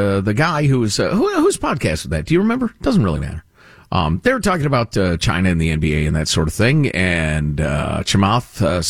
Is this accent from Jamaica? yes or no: yes; Jamaica; moved away; This is not my country, not my culture. I came from Jamaica and here I have made it. It is now my country.